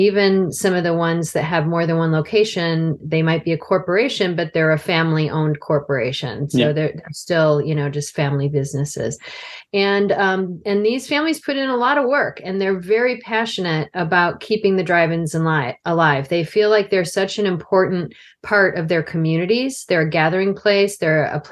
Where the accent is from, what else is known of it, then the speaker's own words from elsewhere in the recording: outside of Chicago, Illinois, United States; I grew up outside of Chicago area